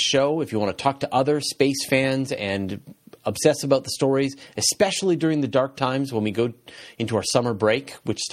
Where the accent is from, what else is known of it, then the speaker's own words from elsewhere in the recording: Canada; I'm Canadian